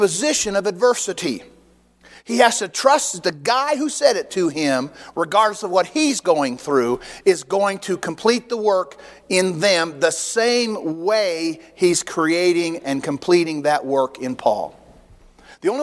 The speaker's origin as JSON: {"language": "English", "country": "United States", "said": "I'm an American"}